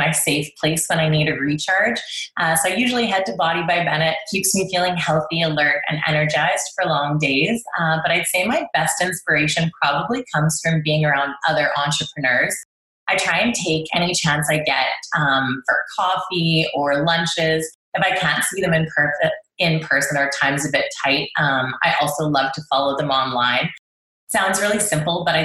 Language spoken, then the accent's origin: English; Calgary, Alberta, Canada; moved away as an adult; now in Edmonton, Canada; I was born and raised in Calgary